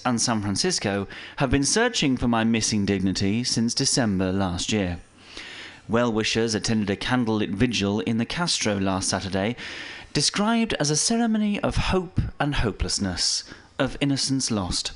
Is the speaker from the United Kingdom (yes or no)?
yes; England, United Kingdom; as an Englishman